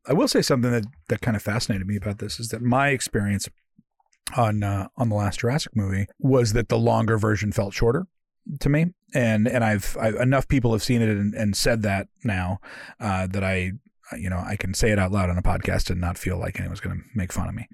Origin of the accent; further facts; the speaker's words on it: Oakland, California, United States; moved away as an adult; now in United Kingdom; I grew up in Oakland, California